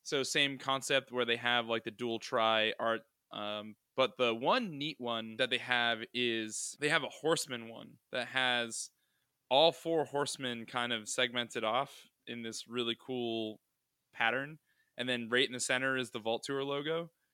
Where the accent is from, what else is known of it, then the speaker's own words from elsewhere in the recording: New England, United States; I'm from New England